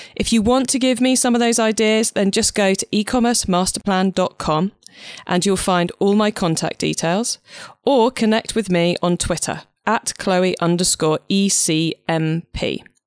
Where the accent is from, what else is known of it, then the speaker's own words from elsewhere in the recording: Cornwall, South West England, United Kingdom; I'm actually Cornish